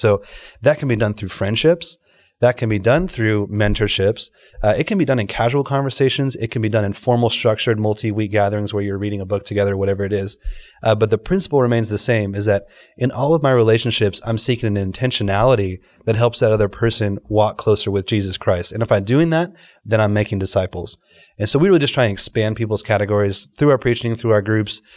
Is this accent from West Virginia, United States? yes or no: no; Dallas, Texas, United States; moved away as an adult; also born or lived in Los Angeles / Delhi, India; now in Dubai, United Arab Emirates; born in Los Angeles, grew up in Dallas